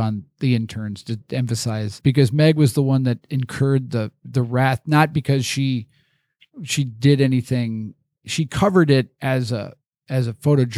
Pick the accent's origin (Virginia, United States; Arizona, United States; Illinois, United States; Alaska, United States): Illinois, United States; Chicago suburbs; now in Des Moines, United States; growing up in the Chicago suburbs